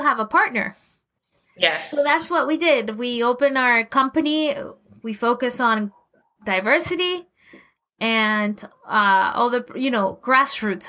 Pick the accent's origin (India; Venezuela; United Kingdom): Venezuela; moved away as an adult; also born or lived in Colorado, United States; now in Los Angeles, United States; I grew up in Venezuela, you know, in South America